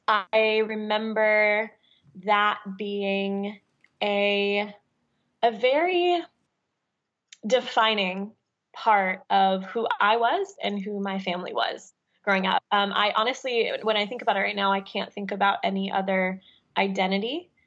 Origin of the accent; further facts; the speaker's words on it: Midwest, United States; I think it was partially that I was raised in the Midwestern suburbs, that I had a very specific upbringing